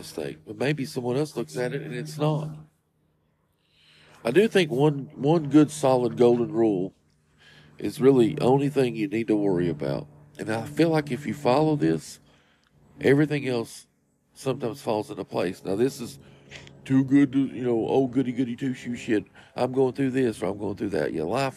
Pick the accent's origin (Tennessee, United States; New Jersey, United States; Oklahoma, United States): Tennessee, United States; Morristown; also born or lived in Kingsport, Tennessee; we were raised in Morristown, which, like I was telling you at the beginning, is about 45 minutes outside of Knoxville